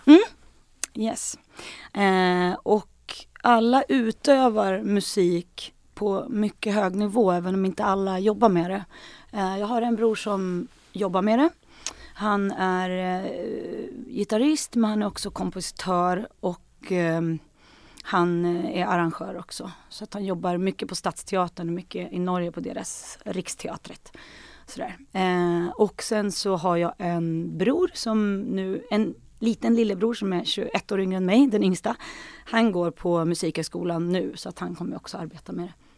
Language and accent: Swedish; Sweden; moved away as an adult; now in Stockholm, Sweden; jag kommer från Sandane